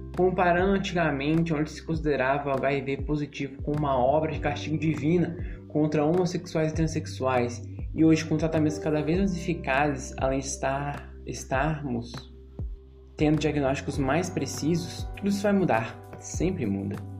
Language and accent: Portuguese; Brazil; como brasileiros